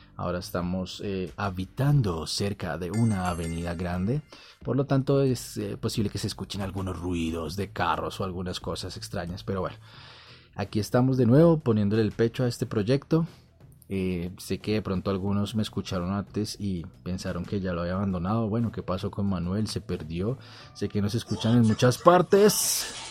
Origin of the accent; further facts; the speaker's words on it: Bogotá, Colombia; En mi país, Colombia, de donde soy natal, la ciudad Bogotá, donde trabajo también